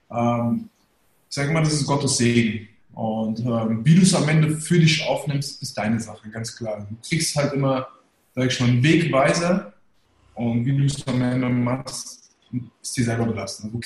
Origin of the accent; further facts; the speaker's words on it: Germany; born there; also ich bin gebürtiger Deutscher, Sieht man ja. Deutscher.